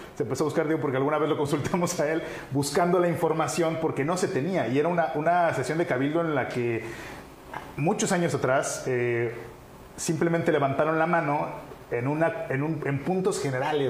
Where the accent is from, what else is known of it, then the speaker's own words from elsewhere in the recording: Cancún, Quintana Roo, Mexico; nací en Cancún